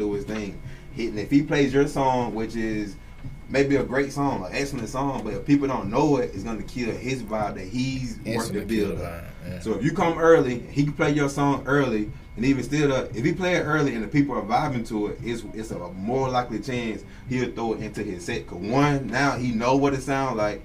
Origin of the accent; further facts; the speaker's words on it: Perry, United States; I'm from Perry